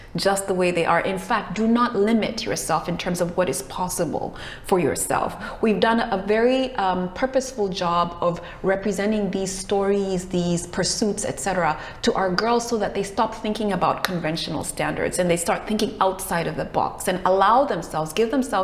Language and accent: English; Kenya; I'm originally from Kenya. I was born in Kenya